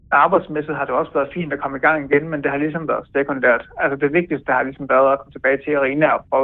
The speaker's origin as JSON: {"language": "Danish", "town": "Viborg", "region": "Central Denmark Region", "country": "Denmark", "tie": "born or raised there", "moved": "as an adult", "lives_now": "Kyiv, Ukraine", "said": "så flyttede jeg hjem, kan man sige, til mit barndomshjem øh, hos min far i Viborg."}